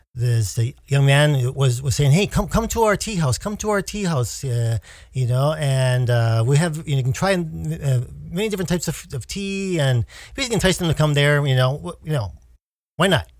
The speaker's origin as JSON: {"language": "English", "country": "United States"}